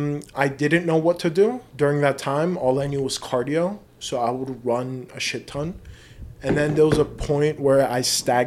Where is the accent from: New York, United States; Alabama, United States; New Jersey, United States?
New York, United States; No, I was born in New York.